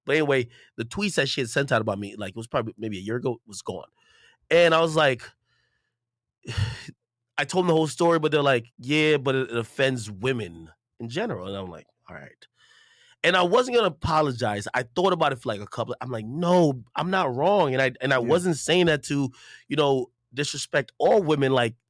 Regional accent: Jamaica; not to even bring up my background stuff, I'm Jamaican, like, that's, you know.

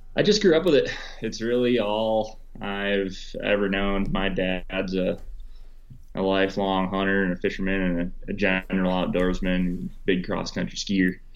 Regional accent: Wisconsin, United States; growing up in Wisconsin. I went to college in Wisconsin.

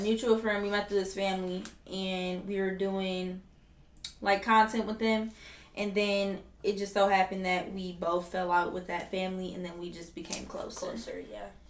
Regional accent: Detroit, Michigan, United States; I am from Detroit

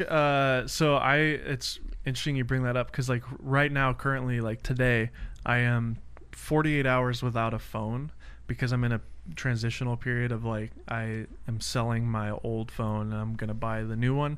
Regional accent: Nashville, Tennessee, United States; moved away; I'm from Nashville

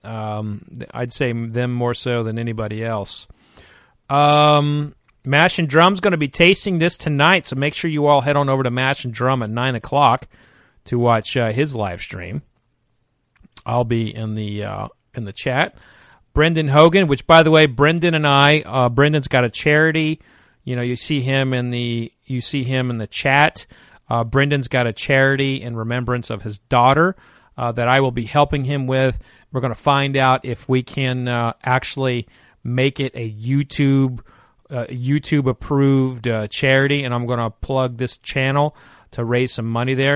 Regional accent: Oklahoma, United States; I grew up in Oklahoma

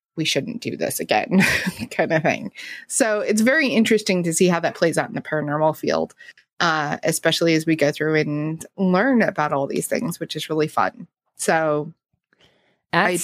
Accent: the West, United States; growing up in the West

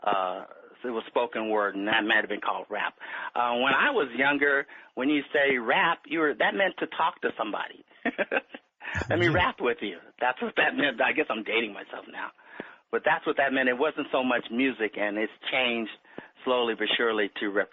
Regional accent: Los Angeles, California, United States; I was born in Los Angeles, California. I lived in the Miracle Mile District, which is just south of Hollywood

